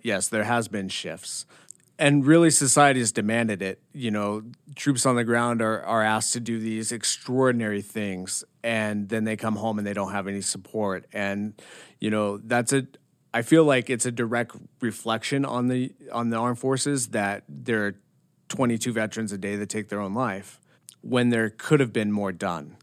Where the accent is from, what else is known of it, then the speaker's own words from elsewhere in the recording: Bozeman, Montana, United States; also born or lived in Washington; I'm born and raised in Montana. Uh, I was born in Bozeman, Belgrade. I grew up there